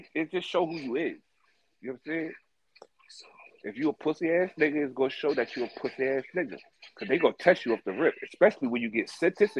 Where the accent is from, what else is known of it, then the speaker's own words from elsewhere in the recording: New York City, New York, United States; moved away as an adult; also born or lived in Greenville, South Carolina; I'm from Brooklyn